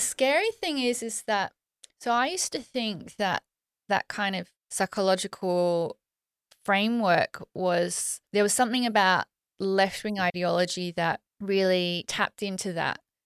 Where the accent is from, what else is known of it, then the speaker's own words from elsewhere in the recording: Australia; I'm Australian